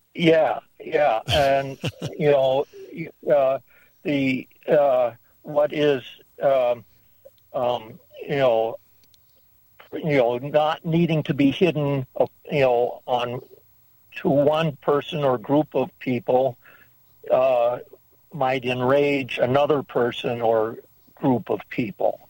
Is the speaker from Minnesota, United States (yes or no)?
yes; Minnesota, United States; moved away; I grew up in Minnesota